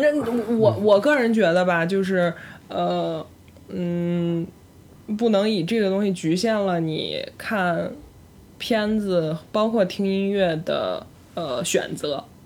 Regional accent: northern China, China; now in Beijing, China; 我又是一个土生土长北，北方人

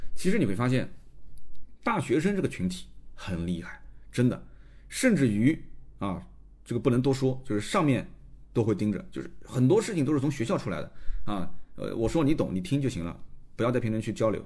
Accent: Nanjing, Jiangsu, China; also born or lived in Shanghai; 我出生其实拿的就是上海户口。那我后来从上海把户口迁回南京

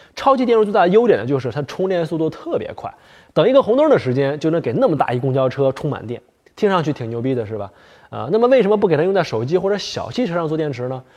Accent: Heilongjiang, China; moved away; 在我老家黑龙江

